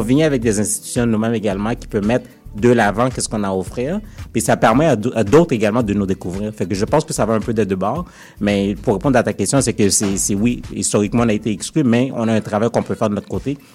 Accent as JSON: {"language": "French", "town": "Montreal", "region": "Quebec", "country": "Canada", "tie": "born or raised there", "said": "je, suis né à Montréal, j'ai grandi à Montréal"}